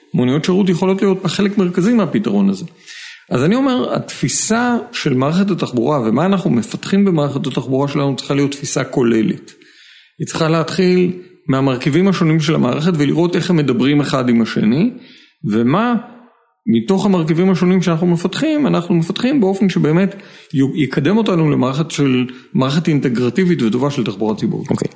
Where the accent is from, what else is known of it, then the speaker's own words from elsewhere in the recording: Tel Aviv, Tel Aviv District, Israel; אני תל אביבי, אתה יודע, אני נוסע לים באופניים